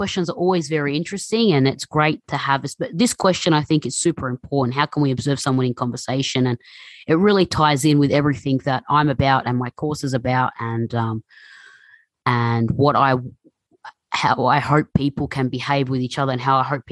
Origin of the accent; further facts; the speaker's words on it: Melbourne, Victoria, Australia; growing up in Melbourne, you know, it's very multicultural, very international